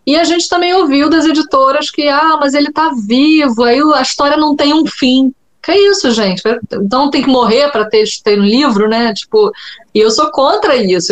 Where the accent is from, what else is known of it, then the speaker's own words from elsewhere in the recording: Brazil; eu sou brasileira